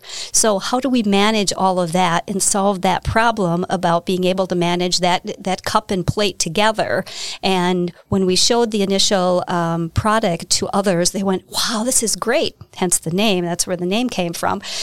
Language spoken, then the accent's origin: English; Hartford, Wisconsin, United States; I am from Hartford, Wisconsin. Uh, I lived there my entire life.